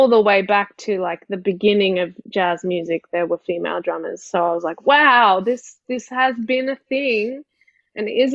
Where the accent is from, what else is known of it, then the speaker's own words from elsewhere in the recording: Sydney, New South Wales, Australia; I grew up in Sydney